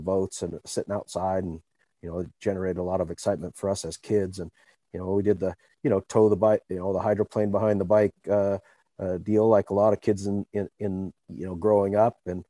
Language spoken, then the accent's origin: English; Seattle, Washington, United States; I grew up in Seattle area in Queen Anne